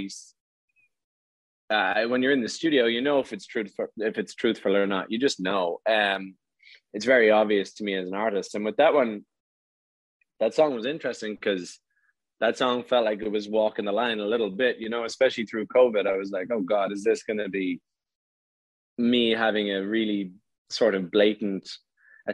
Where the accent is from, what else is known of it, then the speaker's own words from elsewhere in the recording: Ireland; in my hometown